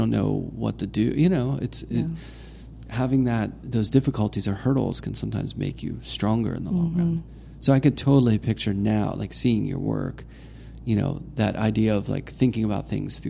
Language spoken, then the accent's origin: English; Pittsburgh, Pennsylvania, United States; I grew up in Pennsylvania and, you know, in Pittsburgh, and went to school at Penn State